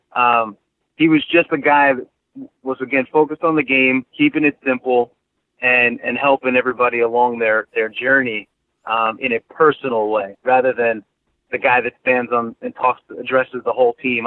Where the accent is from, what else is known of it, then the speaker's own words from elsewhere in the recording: New York, United States; I grew up in New York